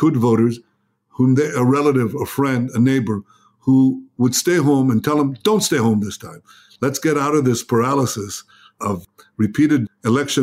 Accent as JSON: {"language": "English", "town": "Jerusalem", "region": "Jerusalem District", "country": "Israel", "tie": "born or raised there", "also_born_or_lived": "United States", "second_language": "English", "said": "I grew up in Jerusalem."}